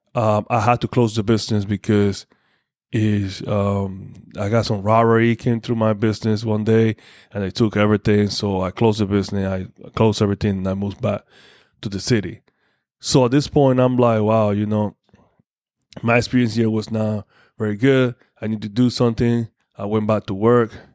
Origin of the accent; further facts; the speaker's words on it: Panama; moved away; went back home, went to my hometown